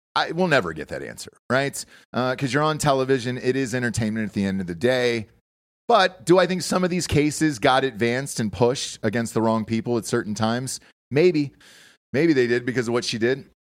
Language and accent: English; Georgia, United States; also born or lived in Los Angeles; now in Austin, United States; Growing up in Georgia, Nobody celebrated Black History Month like, uh, like us in Georgia down there